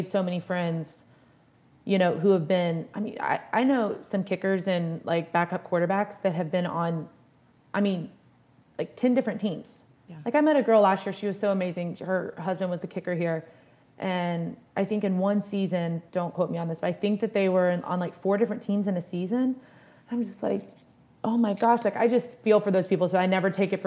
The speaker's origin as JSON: {"language": "English", "area": "near Roanoke", "region": "Southern Virginia", "country": "United States", "moved": "as an adult", "lives_now": "Cleveland, United States", "said": "I'm from Southern Virginia, kind of close to like where Virginia Tech is, Blacksburg, outside of Roanoke. And we're both from areas that are pretty small"}